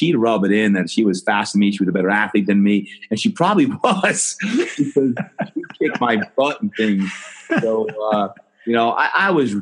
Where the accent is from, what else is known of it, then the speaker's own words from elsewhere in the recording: New Jersey, United States; growing up in New Jersey